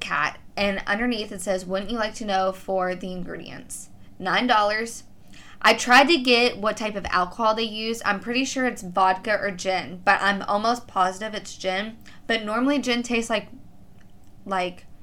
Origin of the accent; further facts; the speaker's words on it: Kentucky, United States; I'm from Kentucky